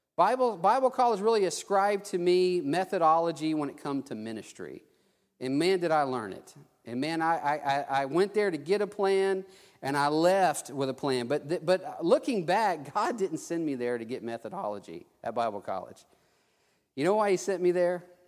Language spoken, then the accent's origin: English; Theodore, Alabama, United States; also born or lived in Mobile, Alabama / South Texas; I was able to come to my hometown